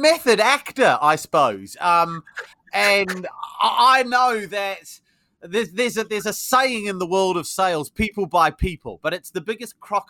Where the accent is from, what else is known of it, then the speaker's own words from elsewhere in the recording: New Zealand; moved away as an adult; So I'm from New Zealand originally. Yes, you'll probably tell from my accent it's not very English, although I might sound English to you because I've been here 20 years.